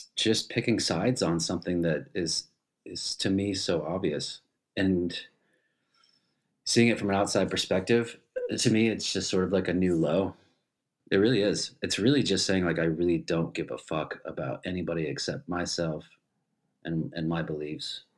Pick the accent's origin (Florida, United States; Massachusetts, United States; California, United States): Massachusetts, United States; Richmond; moved away as an adult; also born or lived in Boston, Massachusetts; now in Germany; I grew up in Richmond, Massachusetts